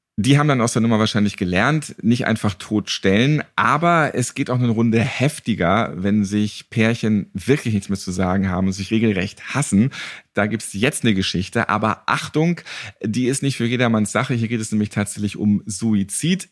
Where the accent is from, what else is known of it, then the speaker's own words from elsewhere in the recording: Northern Germany, Germany; Ich bin auch Norddeutscher.